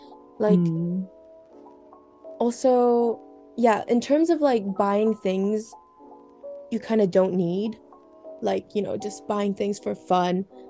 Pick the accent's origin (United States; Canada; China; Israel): China; Dongguan, Guangdong; also born or lived in Italy; now in Scotland, United Kingdom; So growing up in China, I grew up in Dongguan, which is a very like industrialized and pretty developed.